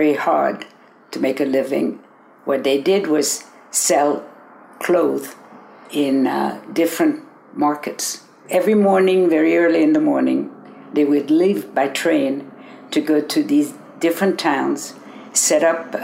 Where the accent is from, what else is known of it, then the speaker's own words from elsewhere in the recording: Paris, Île-de-France, France; now in San Francisco, United States; I was born in Paris, France